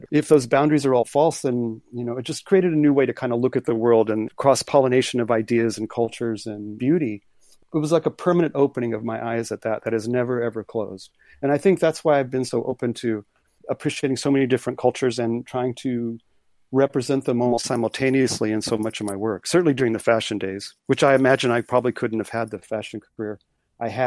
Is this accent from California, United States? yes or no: no; Corpus Christi, Texas, United States; born there; also born or lived in moved all over the States; I was born in Corpus Christi on the water, but it was sort of more of my family was just kind of moving around